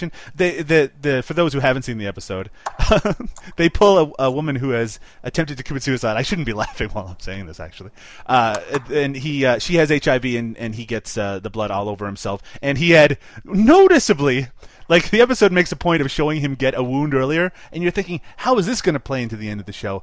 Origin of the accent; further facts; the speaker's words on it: Canada; I'm Canadian